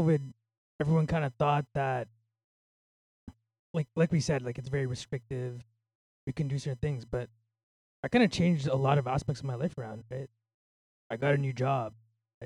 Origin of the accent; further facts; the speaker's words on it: Mississauga, Ontario, Canada; now in Toronto, Canada; I'm from Mississauga, right? After moving out of Mississauga, I lost a lot of relationships.